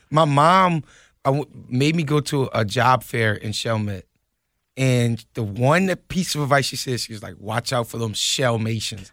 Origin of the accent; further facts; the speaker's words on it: New Orleans, Louisiana, United States; moved away; also born or lived in Lafayette, Louisiana; I'm from New Orleans, but I spent the, I spent ten years